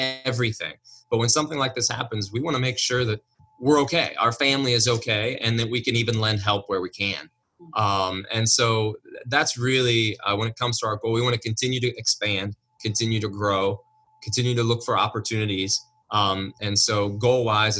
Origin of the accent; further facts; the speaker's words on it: Lancaster, United States; here I am in my hometown